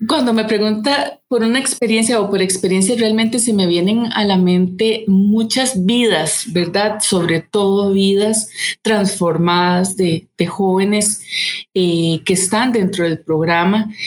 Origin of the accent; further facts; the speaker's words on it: Costa Rica; como costarricenses